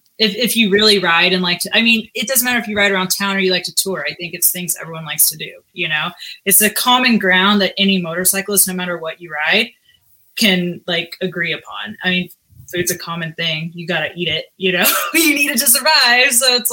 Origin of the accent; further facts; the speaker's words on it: Houston, Texas, United States; moved away as an adult; also born or lived in Austin, Texas / Phoenix, Arizona / Oklahoma City, Oklahoma / San Jose, California; now in Denver, United States; So I grew up in Texas, born and raised in Houston, lived in Austin for about 6 years, and then moved to Phoenix on a whim just to give something a whirl, lived there for 2 years, then moved to Oklahoma City, was there for a year